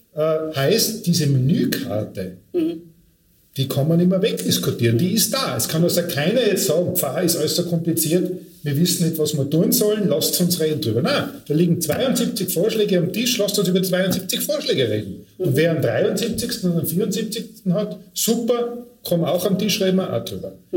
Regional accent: Tyrol, Austria; moved away; ich komme ursprünglich aus Tirol, wenn man vielleicht noch einen Akzent hört

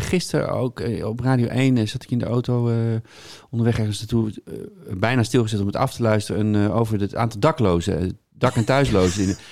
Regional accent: Hilversum, North Holland, Netherlands; also born or lived in Amsterdam; now in Bussum, Netherlands; ik woon in Bussum en ik ben opgegroeid in Hilversum.

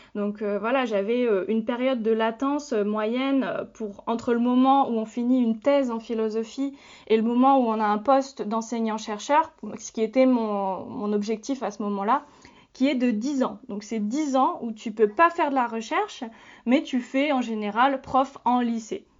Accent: France; je suis née en France, donc je suis française

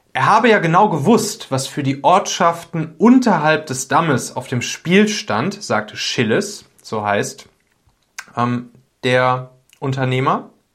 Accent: Rhineland, Germany; Ich komme ja aus dem Rheinland, also ein bisschen nördlicher als, äh, der Region, wo es da am schlimmsten war.

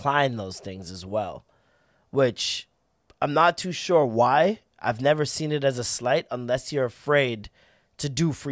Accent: Toronto, Ontario, Canada; we're from Toronto

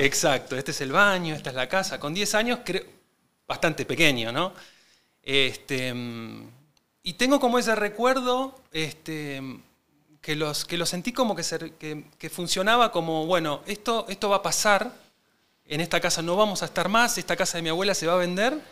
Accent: Buenos Aires, Argentina; Nací en Capital Federal, en el barrio de, Belgrano, este, así que soy porteño

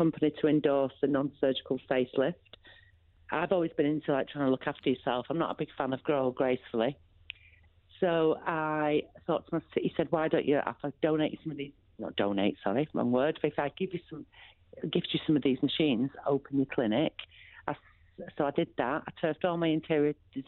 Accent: Bolton, North West England, United Kingdom; also born or lived in Salford / Cheshire; I was born in Salford, eventually moved to Bolton and went to senior school in Bolton

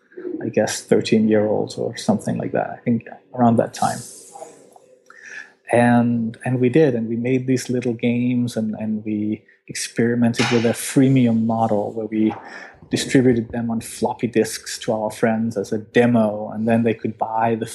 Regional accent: Denmark; I'm from Denmark

